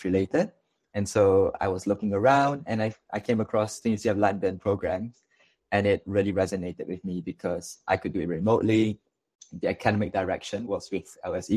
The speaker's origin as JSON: {"language": "English", "country": "Malaysia", "moved": "yes", "lives_now": "Singapore", "said": "I'm actually from Malaysia"}